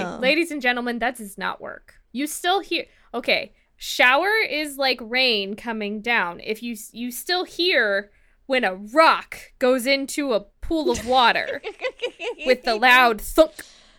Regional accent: California, United States; As a Californian, I reject this premise.

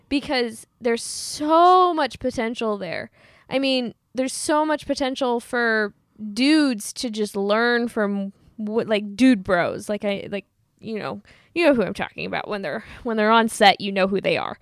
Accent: Midwest, United States; I'm from the Midwest

